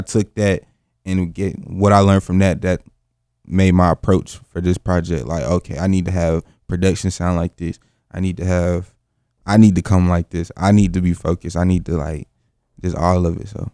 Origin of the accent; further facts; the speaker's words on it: Greensboro, North Carolina, United States; from Greensboro, North Carolina, born and raised